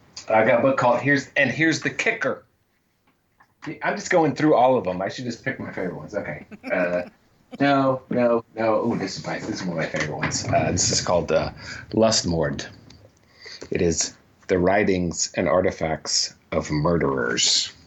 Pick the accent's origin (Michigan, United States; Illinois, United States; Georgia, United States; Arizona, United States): Georgia, United States; This is how you know I'm from Georgia.